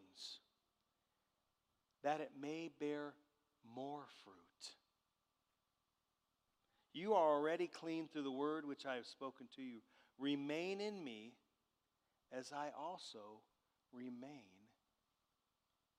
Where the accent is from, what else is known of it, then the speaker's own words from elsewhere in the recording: Southern California, United States; I grew up in Southern California, and the area that I grew up in had walnut trees